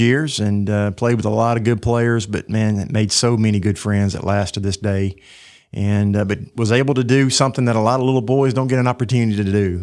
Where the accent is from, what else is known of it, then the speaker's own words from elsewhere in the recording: Tuscaloosa, Alabama, United States; born and raised in Tuscaloosa at the end of a dirt road in Cottondale, which is an unincorporated part of the county.